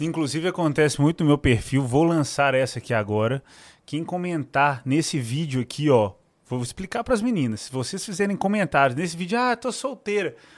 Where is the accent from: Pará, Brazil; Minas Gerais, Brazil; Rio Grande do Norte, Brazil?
Minas Gerais, Brazil; accent: mineiro; o meu sotaque de mineiro nervoso